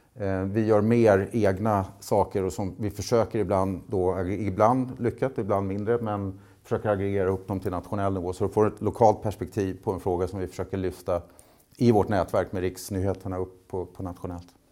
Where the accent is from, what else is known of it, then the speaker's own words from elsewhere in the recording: Nynäshamn, Stockholm County, Sweden; Nynäshamn där jag är ifrån